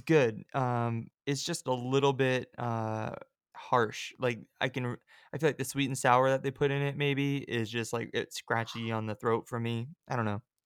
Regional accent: California, United States; I'm from California

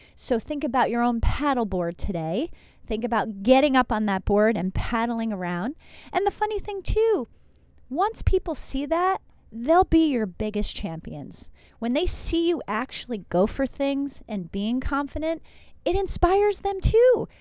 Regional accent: New Jersey, United States; moved away; also born or lived in Iowa; Yes, I'm from New Jersey, went to school in Iowa

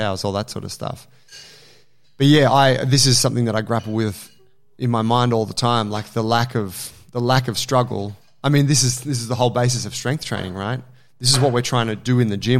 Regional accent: Australia; as an Australian

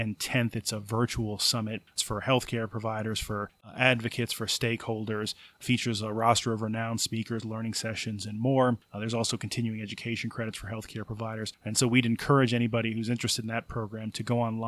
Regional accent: Passaic, New Jersey, United States; also born or lived in Philadelphia; I actually was born in New Jersey, in Passaic, in North

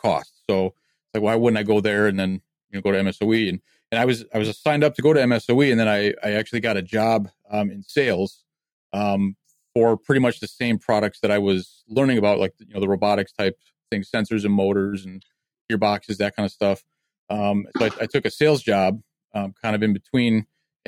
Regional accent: Waterford, Wisconsin, United States; I grew up in Waterford, Wisconsin. It's just a small town. I live here currently.

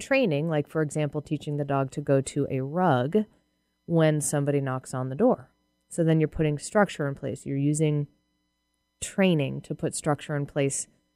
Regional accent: Massachusetts, United States; now in Seattle, United States; I'm from Massachusetts

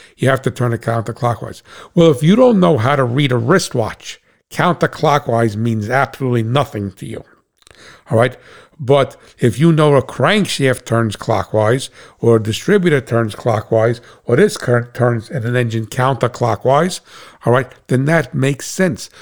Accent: United States; as an American

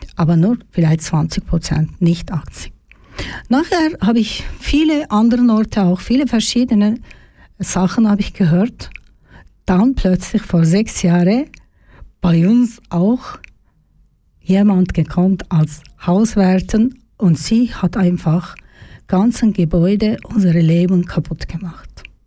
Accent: Turkey; German is a second language; moved away as an adult; now in Zofingen, Switzerland; Ich komme aus der Türkei.

